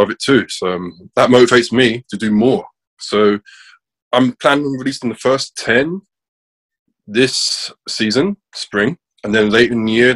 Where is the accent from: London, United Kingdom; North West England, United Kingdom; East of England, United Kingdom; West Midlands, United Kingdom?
London, United Kingdom; I'm 25, I'm from South London.